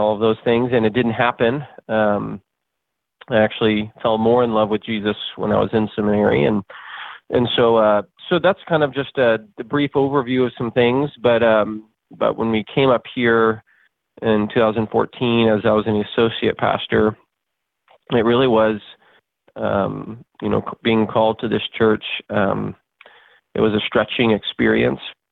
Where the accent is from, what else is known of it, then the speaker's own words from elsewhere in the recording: Dallas, Texas, United States; moved away as an adult; also born or lived in Houston, Texas; now in Kearney, United States; I'm a born Texan. I was born in Dallas, Texas. And didn't leave the state of Texas in terms of residence until moving up to Nebraska in January 2014